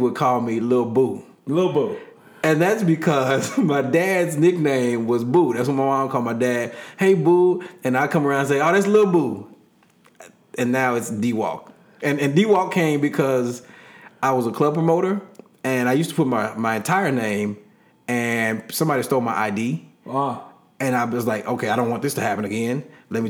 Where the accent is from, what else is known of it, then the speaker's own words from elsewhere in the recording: the South, United States; now in California, United States; I'm still from the South